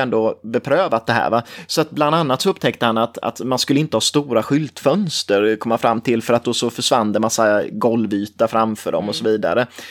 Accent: Forsserum, Jönköping County, Sweden; jag är från Forsrum som ligger nära Nässjö. Och alltid liksom växt upp med den här stolfabriken

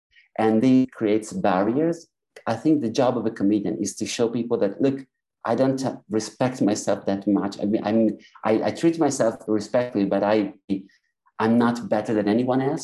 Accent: Italy; accent: Italian; English is a second language; moved away as an adult; now in London, United Kingdom; I was born in Italy and do stand up in English in London.

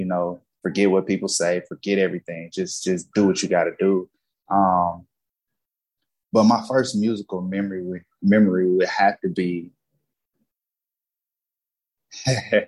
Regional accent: Jackson, Mississippi, United States; now in Los Angeles, United States; I'm from Jackson, Mississippi.

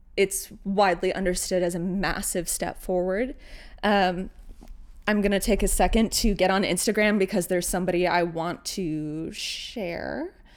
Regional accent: Northern California, United States; raised in Northern California with family members that were Mexican

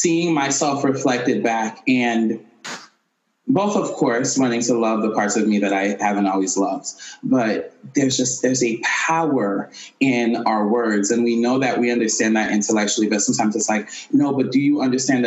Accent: Haiti; I'm Haitian, and I was born and raised in Haiti

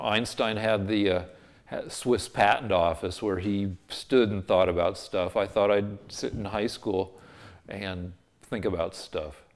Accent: Boulder, Colorado, United States; moved away; also born or lived in Albuquerque, New Mexico; University of Colorado, which is my hometown school

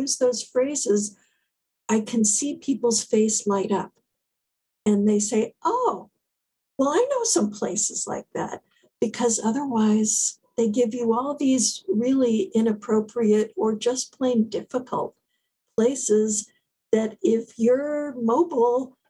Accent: South Florida, United States; moved away as an adult; now in New England, United States; I grew up in South Florida

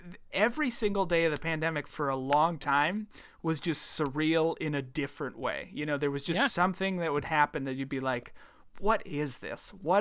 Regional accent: Midwest, United States; listen, I'm from the Midwest, but they're not the same.

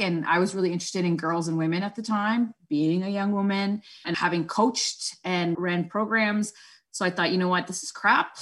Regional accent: Toronto, Ontario, Canada; first language Spanish; English is a second language; I was born and raised in Scarborough, which is a borough of Toronto in Ontario

